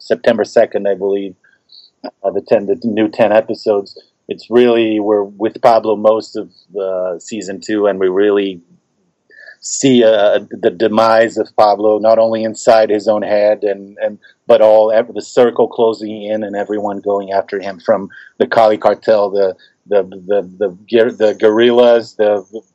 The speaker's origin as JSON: {"language": "English", "country": "Brazil", "tie": "born or raised there", "moved": "as an adult", "said": "growing up in Brazil"}